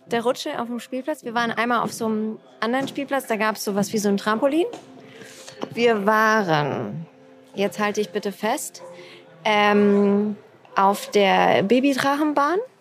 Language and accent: German; Siegen, North Rhine-Westphalia, Germany; ich komme ja auch aus Siegen